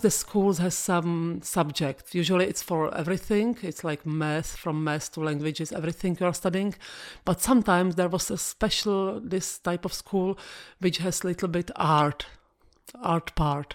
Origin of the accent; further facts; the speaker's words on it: Prague, Czechia; English is a second language; I'm from Prague. I born in Prague